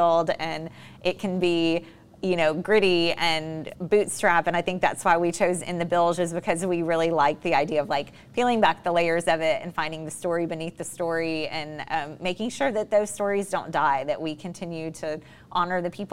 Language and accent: English; Galveston, Texas, United States; I was born on Galveston Island, so BOI, fourth generation.